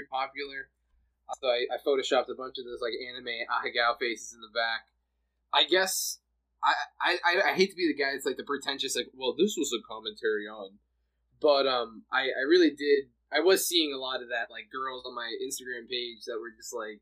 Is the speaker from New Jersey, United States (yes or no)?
yes; Jersey City, New Jersey, United States; moved away as an adult; now in California, United States; I grew up in Jersey City for a lot of my, you know, my life, and I've recently moved to California